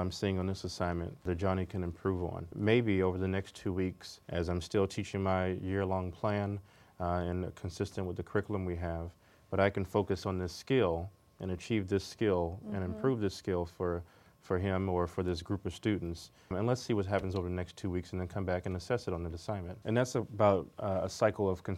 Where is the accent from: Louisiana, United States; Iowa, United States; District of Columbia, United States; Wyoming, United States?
District of Columbia, United States; Washington; young black male, single mother, growing up in Washington, D.C. in the 80s and 90s